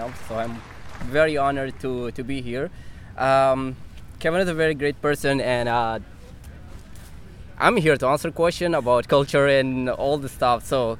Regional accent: Chad; now in Vancouver, Canada; I'm originally from Chad. Chad is located in central of Africa.

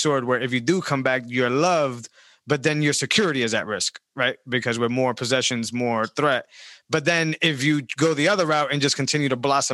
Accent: Worcester, Massachusetts, United States; I grew up in Great Brook Valley.

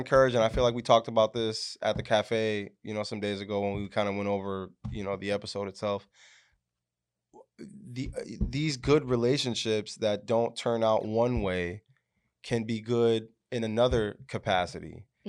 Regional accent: Yuma, Arizona, United States; I'm originally from Yuma, Arizona, which a lot of people don't know. I got West Coast blood in me. And I grew up in a military house at first.

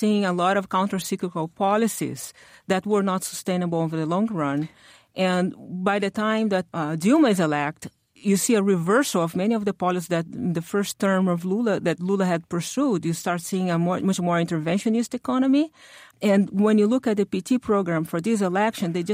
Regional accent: Rio de Janeiro, Brazil; moved away; I'm originally from Rio. My home state is like the ground zero of corruption in Brazil.

